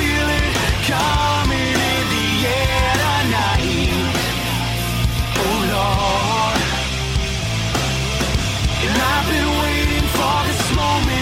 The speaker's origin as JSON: {"language": "English", "region": "Pennsylvania", "country": "United States", "tie": "born or raised there", "also_born_or_lived": "Delaware", "moved": "yes", "said": "I was born in Lankinaw, Pennsylvania."}